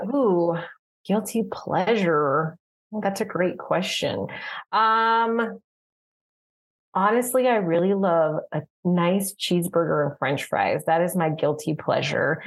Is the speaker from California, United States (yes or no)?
no; Tucson, Arizona, United States; moved away; I'm born and raised in Tucson